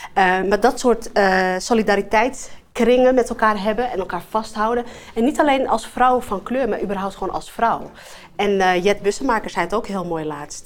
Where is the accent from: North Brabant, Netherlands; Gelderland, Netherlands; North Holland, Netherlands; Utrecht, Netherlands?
North Holland, Netherlands; Amsterdam; Ik ben een Amsterdammer in hart en nieren, geboren getogen in Amsterdam-West.